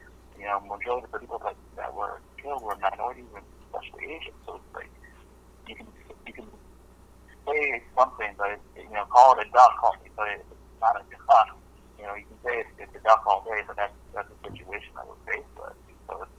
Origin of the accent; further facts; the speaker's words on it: Naperville, Illinois, United States; as a child, growing up in the 1990s, I was from Naperville, Illinois, out of Chicago